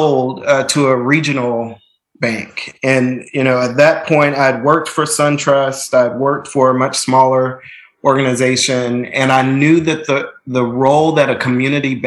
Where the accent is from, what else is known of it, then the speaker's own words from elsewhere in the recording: Nashville, Tennessee, United States; I'm from Nashville. I'm a fifth generation Nashvillian. So my family has deep, deep roots in the community, went to public schools all the way through, graduated from Hume Fogg